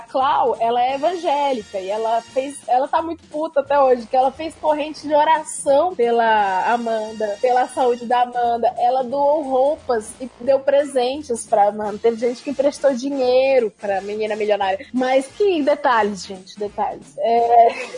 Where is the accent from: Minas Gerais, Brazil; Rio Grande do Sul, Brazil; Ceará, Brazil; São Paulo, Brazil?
Ceará, Brazil; moved away as an adult; eu sou do Ceará